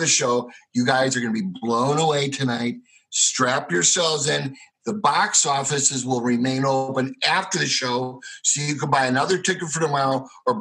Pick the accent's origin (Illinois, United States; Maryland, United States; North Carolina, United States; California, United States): Illinois, United States; Chicago; moved away; also born or lived in Arizona; I'm a schmuck from Chicago and I didn't have a dime